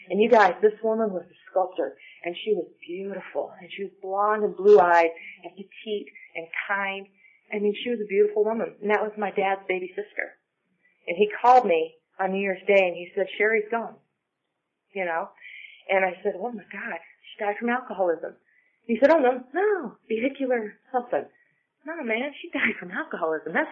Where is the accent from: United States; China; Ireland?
Ireland; I'm Irish, and I also have rosacea